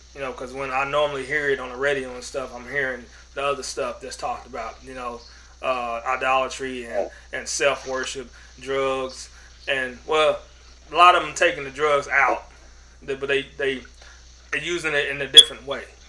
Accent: Oklahoma City, Oklahoma, United States; I grew up in Oklahoma City, and uh, this is Cowboys Nation.

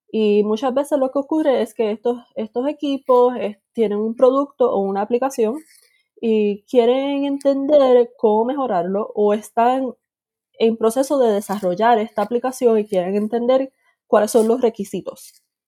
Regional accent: Puerto Rico; moved away as an adult; also born or lived in Boston, United States; nací en Puerto Rico, estuve viviendo ahí hasta mis 18 años

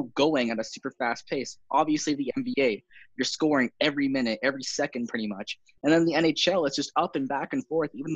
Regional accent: Canada; I'm a Canadian

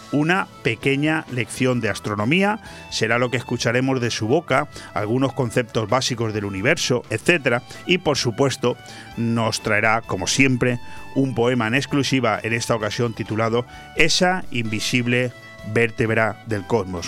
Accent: Spain; así somos los españoles

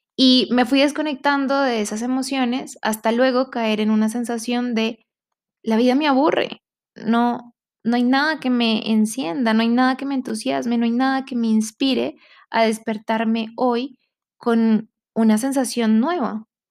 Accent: Colombia; siendo colombiana, siendo de esta comunidad

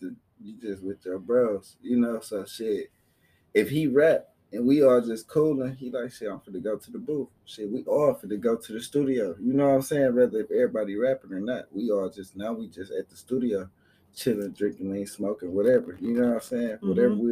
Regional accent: Flint, Michigan, United States; now in Atlanta, United States; We from the north side of Flint

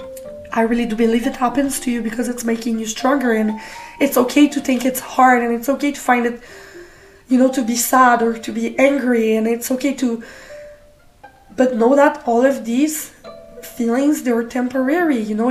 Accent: Canada; I'm from Canada

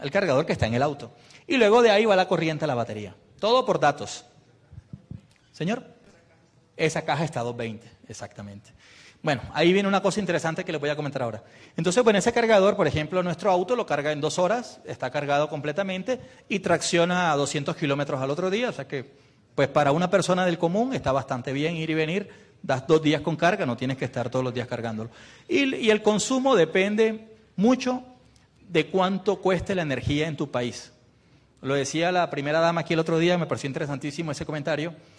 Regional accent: Colombia

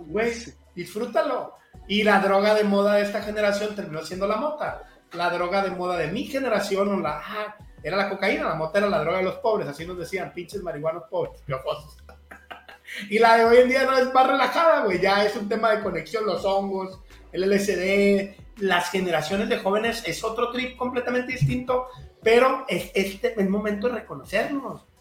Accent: Culiacán, Sinaloa, Mexico; moved away; also born or lived in Cancún / Mexico City; me fui joven de Culiacán eh, y me tocaba estar solo, por ejemplo, en Cancún

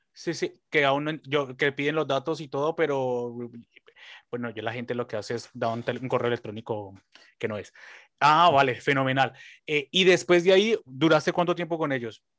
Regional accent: Colombia; como decimos los colombianos

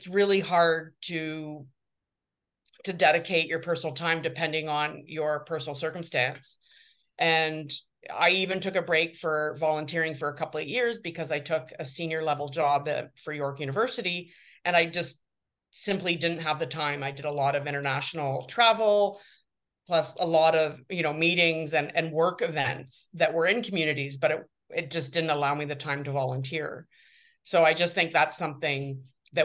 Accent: Guelph, Ontario, Canada; now in Toronto, Canada; I was raised by academics in Guelph

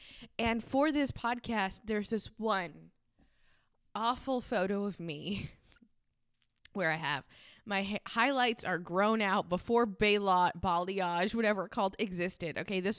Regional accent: Rhode Island, United States; but I'm from Rhode Island, which is the smallest state in the United States. And I don't sound like I'm from Rhode Island.

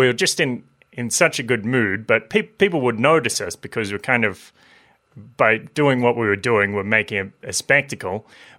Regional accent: Maitland, New South Wales, Australia; I grew up in Maitland.

